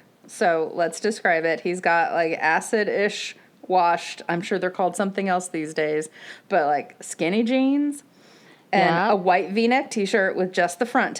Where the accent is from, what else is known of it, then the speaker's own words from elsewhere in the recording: Florida, United States; but we grew up in Florida